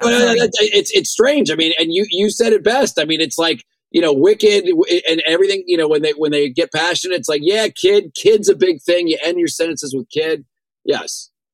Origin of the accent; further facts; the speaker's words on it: Kennesaw, Georgia, United States; moved away; I grew up in Kennesaw, Georgia, just outside of Atlanta